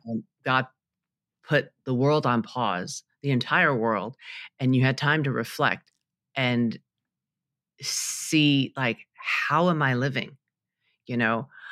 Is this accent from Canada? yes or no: no; New York City, New York, United States; I grew up in Queens, New York